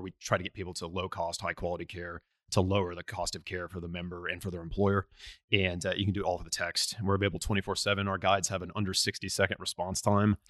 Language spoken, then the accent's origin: English; Tulsa, Oklahoma, United States; also born or lived in La Crosse, Wisconsin; I was born in, uh, La Crosse, Wisconsin, but, uh, grew up in Tulsa